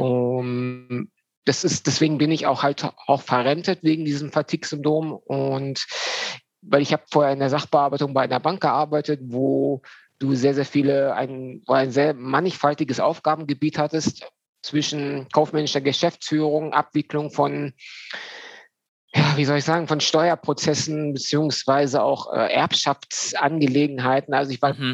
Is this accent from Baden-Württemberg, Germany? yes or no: no; Düsseldorf, North Rhine-Westphalia, Germany; now in Dortmund, Germany; komme aus Dortmund, ähm, bin gebürtiger Düsseldorfer